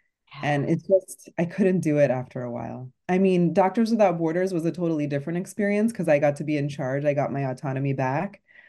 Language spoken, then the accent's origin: English; Houston, Texas, United States; Houston, Texas.